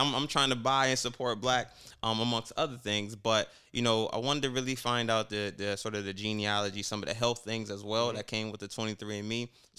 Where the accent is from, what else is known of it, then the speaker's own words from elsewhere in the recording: United States; I grew up in America. I'm American, right?